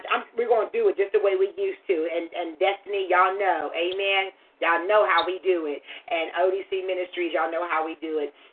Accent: Tulsa, Oklahoma, United States; I'm I'm from Tulsa.

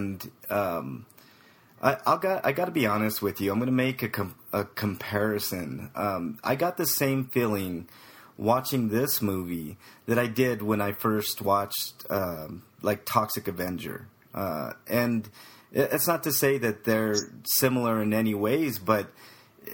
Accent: Denver, Colorado, United States; I'm from Denver. I'm a Denver native.

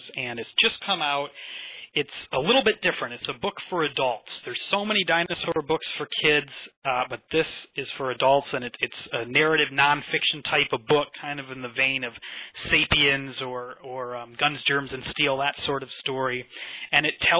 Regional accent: Chicago, Illinois, United States; moved away as an adult; also born or lived in Scotland; now in Edinburgh, United Kingdom; I grew up around Chicago. But through the twists and turns of fate, I've found my way out here to Scotland

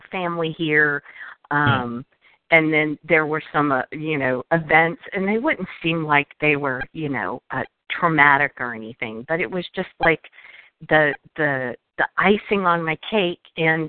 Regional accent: Florida, United States; also born or lived in Washington; now in Virginia, United States; I grew up in South Florida in Washington State, and so I've lived on both coasts.

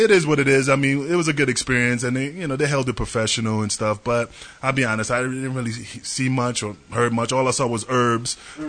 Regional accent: New York, United States; accent: New York; my New York accent

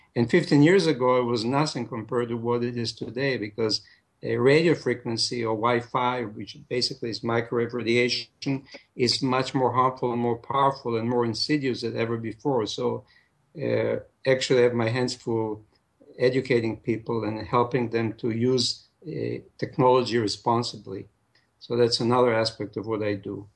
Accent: Israel; moved away as an adult; also born or lived in Jerusalem; now in United States; I'm, I'm originally from Israel.

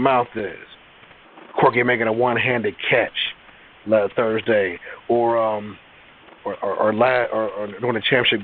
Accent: Maryland, United States; also born or lived in Virginia; now in Pennsylvania, United States; I grew up in Maryland

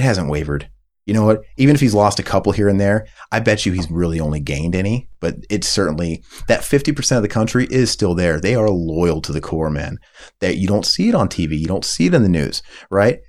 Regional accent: United States; I'm an American

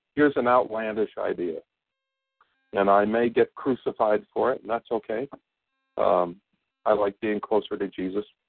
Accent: Bennington, Vermont, United States; moved away as an adult; I moved away from Bennington for about 20 years

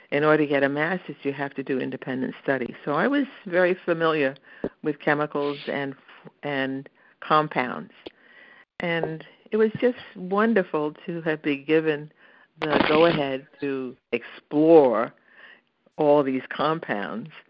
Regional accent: Brooklyn, New York, United States; moved away as an adult; now in Pittsburgh, United States; I am a Brooklyn native, and I moved here when I got married in 1968.

